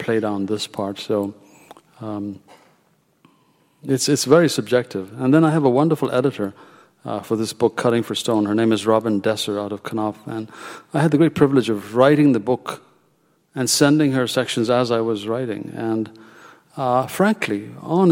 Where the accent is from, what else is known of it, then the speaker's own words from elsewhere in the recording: Ethiopia; moved away as an adult; now in United States; I was born in Ethiopia, my destiny was completely different. And I actually began medical school there